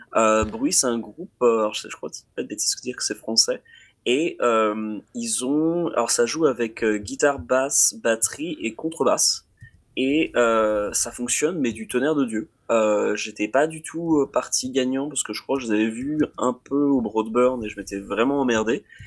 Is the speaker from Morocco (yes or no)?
no; France; en tant que Français